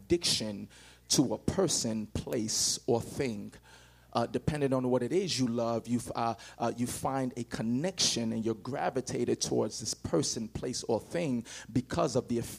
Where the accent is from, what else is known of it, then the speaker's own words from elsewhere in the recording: Nigeria; now in United States; But I'm not from America. I'm from Africa. And when you see me, before you, I can say anything, you can judge and say, okay, he's from Africa, or specifically Nigerian